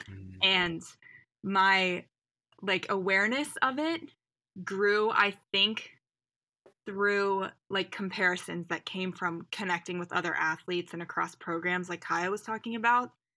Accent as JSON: {"language": "English", "town": "Indianapolis", "region": "Indiana", "country": "United States", "also_born_or_lived": "New York", "said": "I am originally from Indianapolis area, but I went to Colgate University out in New York."}